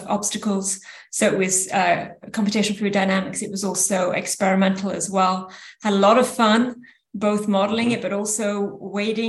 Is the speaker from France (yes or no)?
yes; France; moved away as an adult; also born or lived in United Kingdom; now in San Francisco Bay Area, United States; I did start off life in the UK, grew up in France, and then ended in the Bay Area where my three children were raised